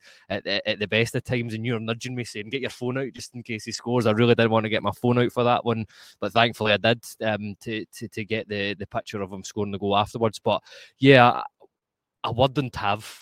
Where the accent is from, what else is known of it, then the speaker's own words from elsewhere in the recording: Scotland, United Kingdom; accent: Scottish; my Scottish accent